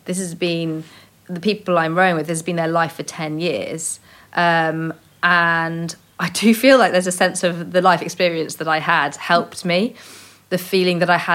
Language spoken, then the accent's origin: English; Cornwall, South West England, United Kingdom; I grew up in Cornwall